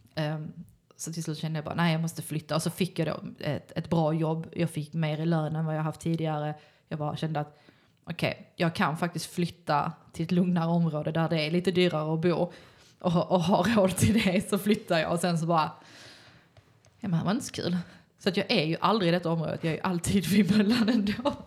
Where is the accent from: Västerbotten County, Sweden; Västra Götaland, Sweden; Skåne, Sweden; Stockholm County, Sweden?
Skåne, Sweden; Malmö; jag är uppvuxen på Lindeborg